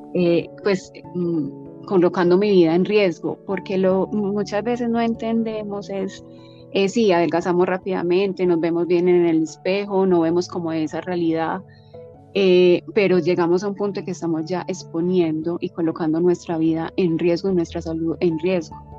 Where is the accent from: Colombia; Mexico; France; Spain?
Colombia; Medellín, Antioquia; moved away as an adult; also born or lived in Hawaii; soy colombiana eh, de Medellín